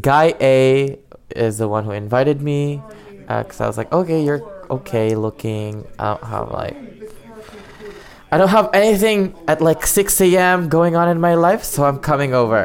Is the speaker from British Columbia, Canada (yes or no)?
no; Ottawa, Ontario, Canada; I'm 23 years old. I'm from Ottawa.